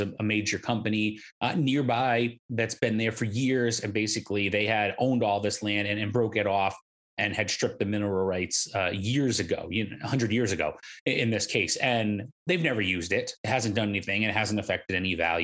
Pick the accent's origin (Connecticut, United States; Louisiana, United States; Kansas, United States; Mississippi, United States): Connecticut, United States; now in North Carolina, United States; I'm from the Northeast. I'm from Connecticut, a state that goes back 400 years